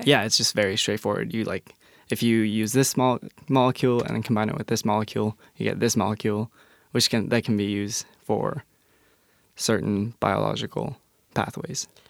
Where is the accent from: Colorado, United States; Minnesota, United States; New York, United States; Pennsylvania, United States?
Colorado, United States; Englewood; moved away as an adult; now in Tacoma, United States; growing up in Englewood, Colorado